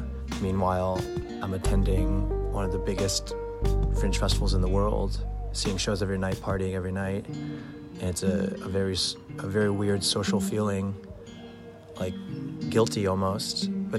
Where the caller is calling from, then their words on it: Adelaide, South Australia, Australia; I'm talking from Adelaide, Australia.